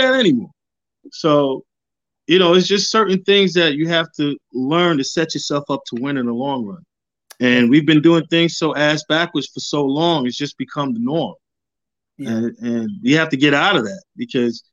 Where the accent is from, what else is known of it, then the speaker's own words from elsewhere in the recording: Amityville, New York, United States; also born or lived in Harlem; I'm from Long Island, from Amityville, Long Island